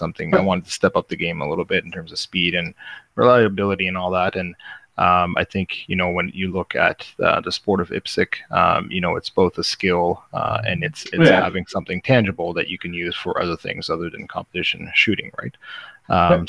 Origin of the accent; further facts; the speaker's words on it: Nova Scotia, Canada; I'm from Canada's East Coast, located in Nova Scotia.